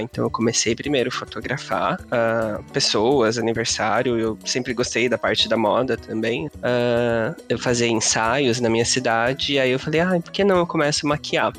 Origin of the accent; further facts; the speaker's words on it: interior of São Paulo, Brazil; moved away as an adult; also born or lived in Curitiba; eu sou do interior de São Paulo